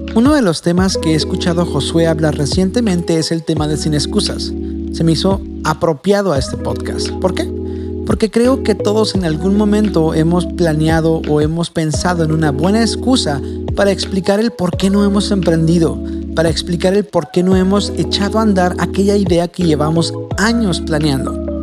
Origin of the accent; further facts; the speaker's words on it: Tijuana, Baja California, Mexico; Yo sí soy de aquí de Tijuana, nacido y criado